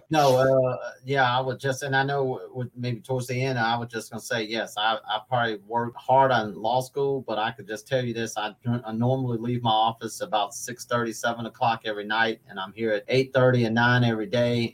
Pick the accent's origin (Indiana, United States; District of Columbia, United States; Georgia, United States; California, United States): Georgia, United States; Atlanta; moved away as an adult; now in Louisville, United States; I'm originally from Atlanta, Georgia, born and raised, lived there until I was 20, moved here in 95 ish